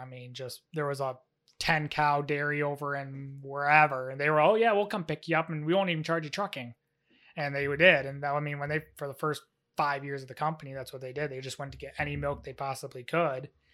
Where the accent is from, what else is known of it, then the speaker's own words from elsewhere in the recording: Moravia, New York, United States; I am from Moravia, New York. I was born and raised here